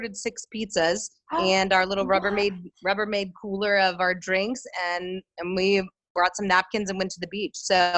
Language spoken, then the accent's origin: English; Richmond, Virginia, United States; moved away as an adult; also born or lived in Hershey, Pennsylvania; now in Haiti; I was born in Hershey, Pennsylvania, and then moved to Richmond, Virginia. So I basically say that I'm from Richmond, Virginia, because I was raised there since I was a tiny little girl.